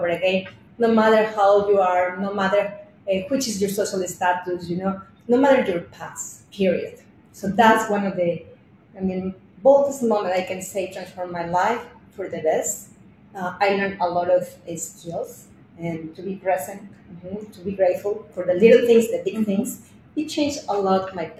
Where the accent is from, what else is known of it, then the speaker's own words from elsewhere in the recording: Mexico City, Mexico; moved away as an adult; also born or lived in France / Italy / Fort Worth, Texas; now in United States; I am from Mexico City, although I have lived in different countries like France, Italy